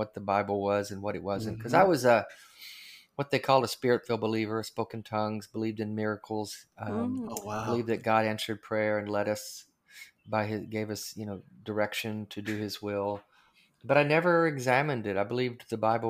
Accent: Arkansas, United States; I grew up in Arkansas

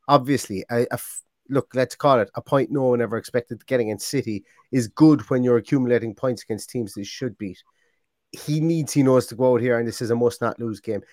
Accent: Limerick, Munster, Ireland; I'm from Limerick

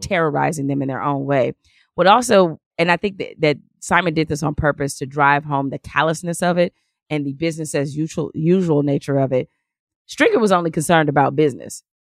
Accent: Detroit, Michigan, United States; when I was, uh, growing up in Detroit and, um, we lived on the west side

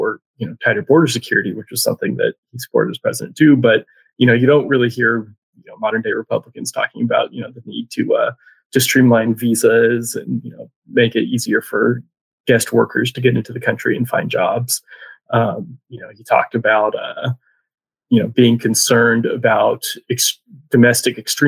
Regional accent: Tallahassee, Florida, United States; now in Raleigh, United States; There was a lake in Tallahassee where I grew up

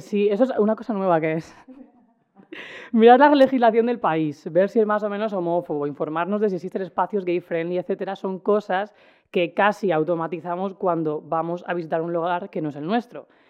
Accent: Cartagena, Region of Murcia, Spain; yo como persona que soy de Cartagena y he pasado muchos veranos en los Alcázares

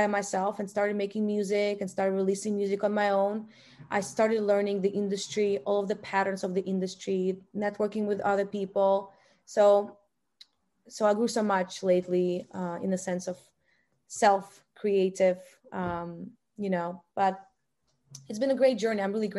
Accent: Russia; born there; I was born in Russia.

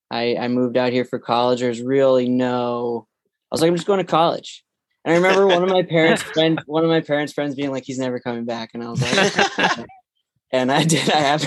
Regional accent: outside Boston, Massachusetts, United States; now in Los Angeles, United States; But I grew up outside Boston

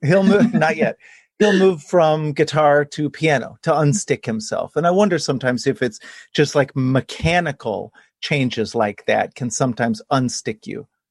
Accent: Texas, United States; now in Hudson Valley, New York, United States; I'm a seventh generation Texan, so growing up in Texas, we had snow twice

